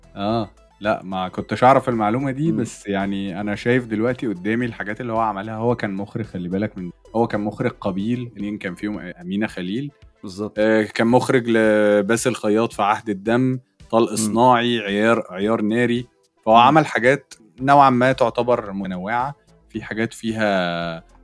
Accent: Egypt; احنا كشعب مصري

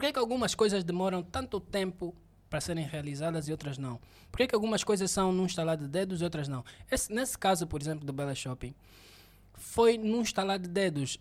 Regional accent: Benguela, Angola; eu sou mesmo de Benguela

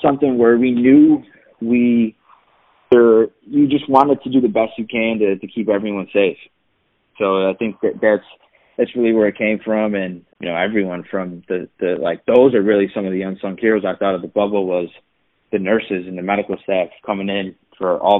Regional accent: Chicago, Illinois, United States; I'm from Chicago

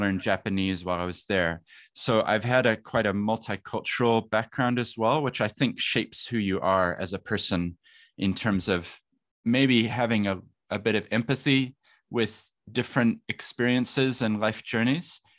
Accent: Christchurch, Canterbury, New Zealand; also born or lived in Wellington; I, I grew up in Christchurch

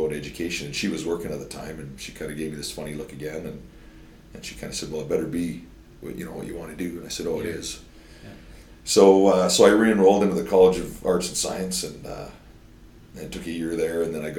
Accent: Meota, Saskatchewan, Canada; now in North Battleford, Canada; I was born here in North Battleford. And we actually lived in Meota till I was 18 years old, till I went to university

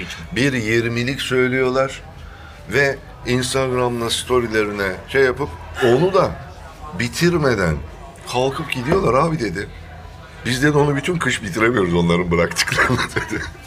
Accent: Thrace, Turkey; accent: Thracian; moved away; Trakya'ya gidince benim şivem de iki gün alıyor değişmesi, tabii, tabii, Trakya de şivesine bürünmesi. Ee, yani aslen Trakyalıyım.

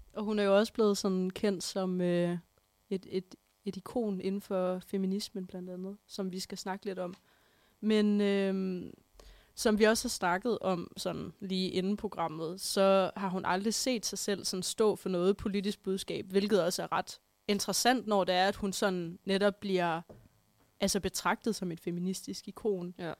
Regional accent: Holstebro, Central Denmark Region, Denmark; moved away; det var mig, der sad derhjemme i Holstebro

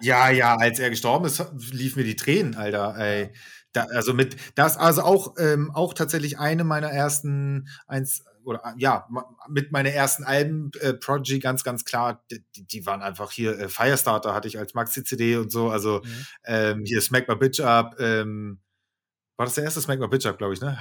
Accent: Hamburg, Germany; wir sind Hamburger

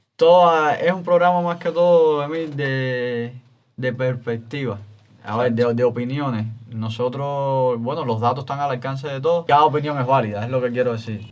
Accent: Cuba; como buenos cubanos que somos

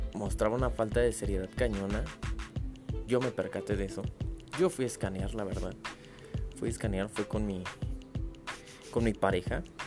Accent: Mexico City, Mexico; yo soy de la alcaldía Gustavo Madero

